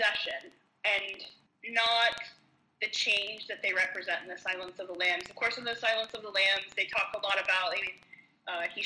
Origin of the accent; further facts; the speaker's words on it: Marietta, Ohio, United States; my hometown. Marietta, Ohio